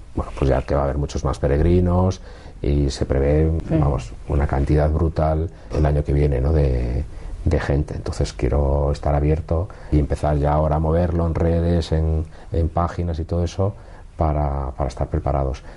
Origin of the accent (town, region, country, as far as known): Galicia, Spain; born or raised there; now in Madrid, Spain